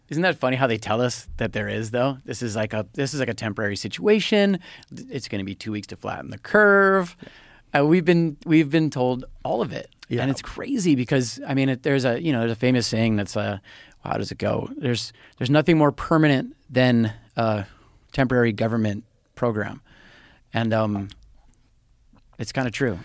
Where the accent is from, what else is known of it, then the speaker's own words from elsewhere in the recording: Hawaii, United States; I was born in Hawaii. So I just I don't know. I just know it is home